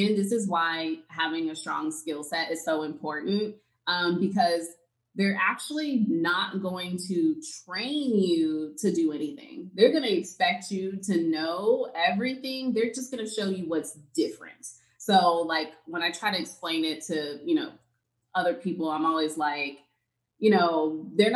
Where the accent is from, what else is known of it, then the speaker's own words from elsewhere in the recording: Texas, United States; I'm from Texas.